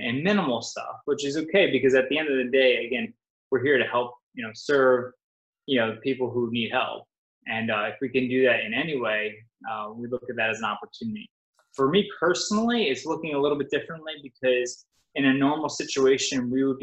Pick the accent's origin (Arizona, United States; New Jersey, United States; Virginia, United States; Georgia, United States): New Jersey, United States; Wayne; moved away as an adult; also born or lived in Toms River, New Jersey; now in Southwest Florida, United States; I grew up in Northern Jersey, Wayne, so about 45 minutes out of New York City